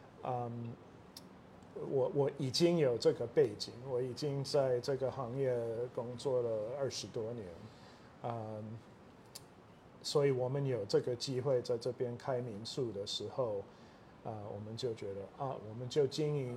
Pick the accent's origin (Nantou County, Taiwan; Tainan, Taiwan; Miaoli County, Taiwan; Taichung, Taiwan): Taichung, Taiwan; 啊，我是台湾生长的美国人，啊，所以我父母都是美国人，但是他们以前是在台中的东海大学教书，所以我就是在那边出生的。小的时候也是住啊东海的校园